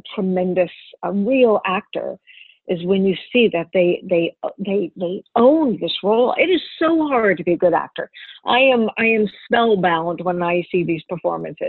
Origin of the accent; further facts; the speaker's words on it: the South, United States; I grew up in the South